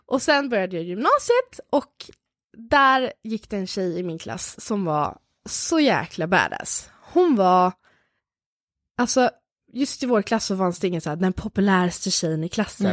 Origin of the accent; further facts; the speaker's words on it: Lidingö, Stockholm County, Sweden; jag växte upp på Lidingö